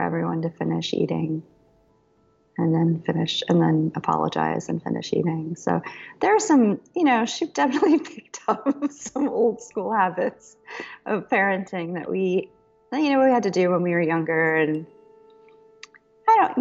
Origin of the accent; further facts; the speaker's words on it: Arizona, United States; when we were kids growing up in Arizona